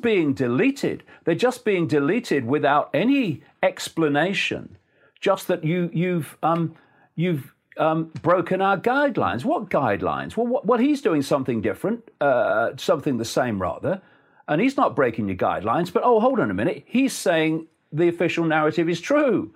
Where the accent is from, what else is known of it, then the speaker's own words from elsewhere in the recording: Leicester, East Midlands, United Kingdom; in Leicester, my hometown